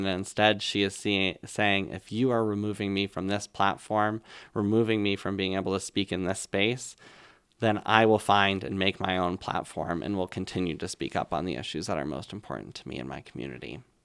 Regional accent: Colchester, Vermont, United States; right here in Vermont. So I was in Colchester, Vermont at the time

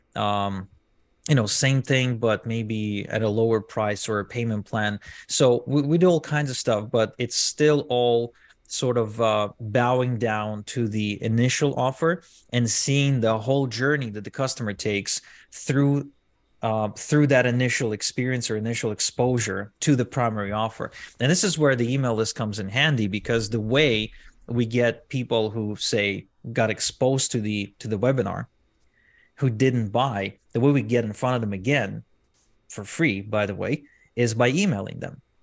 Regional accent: Arad, Southern District, Israel; English is a second language; I grew up in a small town in Israel where most people didn't even speak English

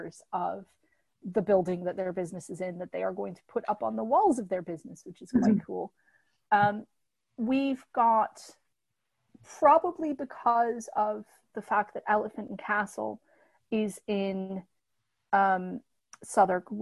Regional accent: Michigan, United States; now in London, United Kingdom; I'm from Michigan, which is where Detroit is.

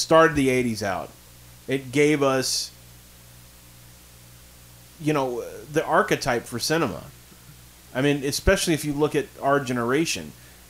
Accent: Amble, North East England, United Kingdom; Okay, well, I'm from Amble, so...

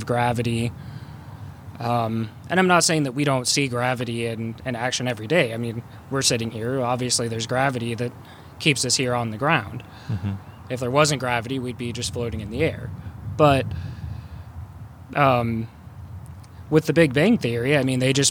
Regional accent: Unionville, United States; the church where we grew up going to in Unionville

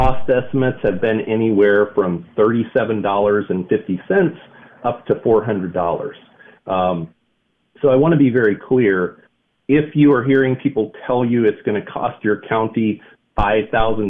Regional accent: Minnesota, United States; now in Wisconsin, United States; I was born and raised next door in Minnesota

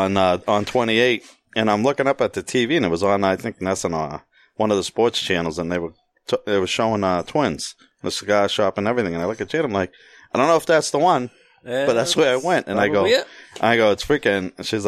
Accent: United States; I'm American. I mean, I was born here. I come from Portuguese heritage. But actually, I mean, you dig a little deeper. My great-great-grandmother on my father's side, was African

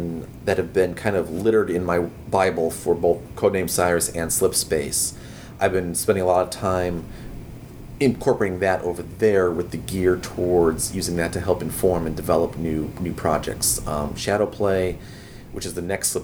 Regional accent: Chicago, Illinois, United States; my hometown in Chicago

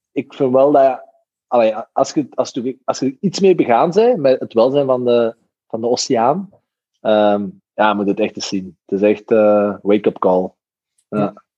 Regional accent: Belgium; als Belg

